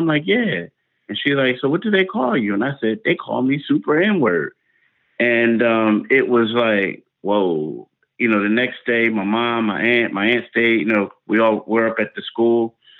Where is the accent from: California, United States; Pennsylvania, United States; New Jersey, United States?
Pennsylvania, United States; Philadelphia; I grew up in Philly and it was Frankfurt Avenue. And on one side, it was like black and Spanish. And then on the other side, it was white.